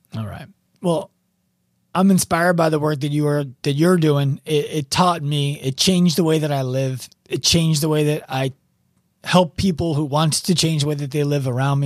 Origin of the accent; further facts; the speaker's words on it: New York City, New York, United States; as a New Yorker